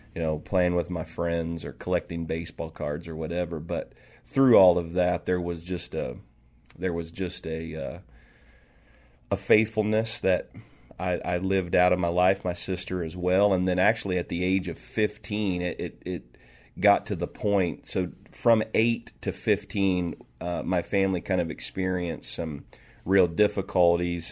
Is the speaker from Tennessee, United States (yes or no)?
no; Marietta, Ohio, United States; also born or lived in Toledo, Ohio / the South; now in Seattle, United States; I was, uh, raised there